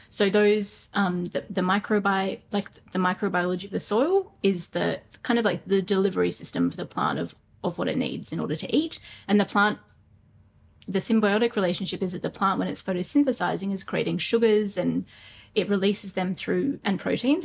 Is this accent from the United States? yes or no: no; Brisbane, Queensland, Australia; I grew up in Brisbane, um, in Toowong actually, um, ran around creeks a lot